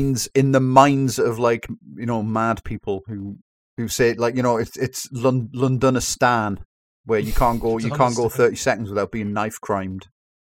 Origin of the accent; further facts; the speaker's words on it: Newcastle upon Tyne, North East England, United Kingdom; as a Geordie